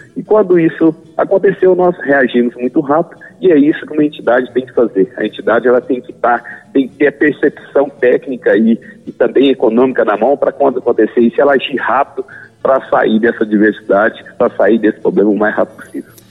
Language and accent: Portuguese; Goiás, Brazil; also born or lived in Triângulo Mineiro, Minas Gerais; eu não nasci em Goiás, eu nasci no Triângulo Mineiro, em Minas Gerais, é, mas vim para cá muito pequeno ainda, criancinha, então me considero um, um goiano nato